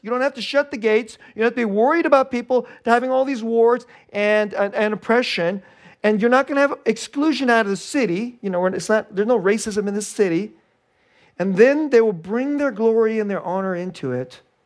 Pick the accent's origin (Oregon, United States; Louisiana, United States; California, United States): California, United States; Bay Area; I'm from the Bay Area. It's a very secular place.